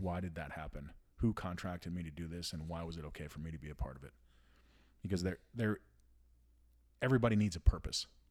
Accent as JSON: {"language": "English", "country": "United States", "said": "as an American"}